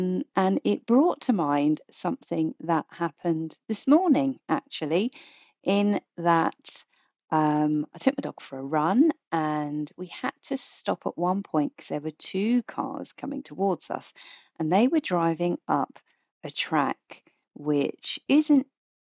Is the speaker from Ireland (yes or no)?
no; South East England, United Kingdom; And I was introduced as … from Kent. So there you are. I am … from Kent.